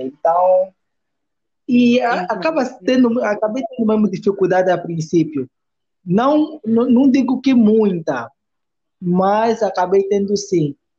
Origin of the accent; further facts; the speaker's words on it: Luanda, Luanda Province, Angola; no Valódia, onde, onde, onde eu cresci